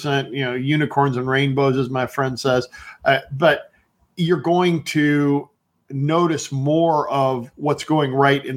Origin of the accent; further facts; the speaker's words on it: Cleveland, Ohio, United States; I grew up around Cleveland